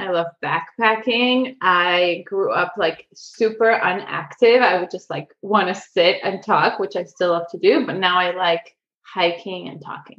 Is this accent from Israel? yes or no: yes; Israel; also born or lived in Ukraine; now in San Diego, United States; I grew up half in Israel and half in San Diego, where I live now.